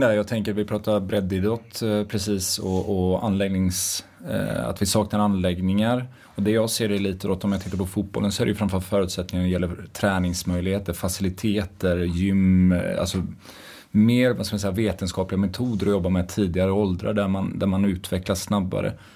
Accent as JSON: {"language": "Swedish", "town": "Dals-Ed", "region": "Västra Götaland", "country": "Sweden", "said": "Jag kommer från Dalsland, från Dals Ed. Jätteliten ort där"}